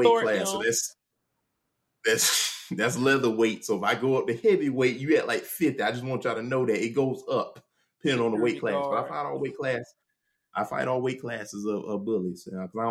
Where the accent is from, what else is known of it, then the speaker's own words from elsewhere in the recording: Jacksonville, Florida, United States; Some of the neighborhoods I grew up in Jacksonville